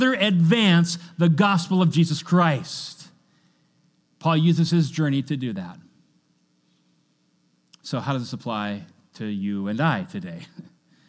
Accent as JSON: {"language": "English", "region": "Kentucky", "country": "United States", "tie": "born or raised there", "said": "I was born in Kentucky."}